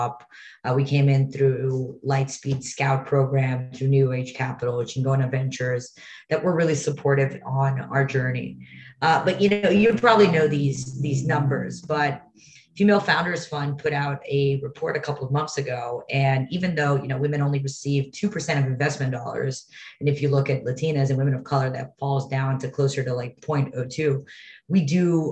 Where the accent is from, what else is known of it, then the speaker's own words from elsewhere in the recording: Brazil; also born or lived in Rio de Janeiro / New York; now in Los Angeles, United States; I was born in Brazil. I was born and raised in Brazil.